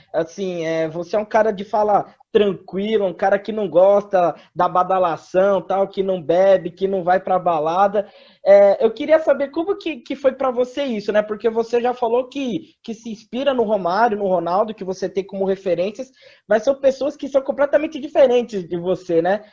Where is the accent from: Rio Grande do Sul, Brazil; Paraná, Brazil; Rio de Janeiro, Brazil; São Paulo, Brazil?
São Paulo, Brazil; Nós somos de São Paulo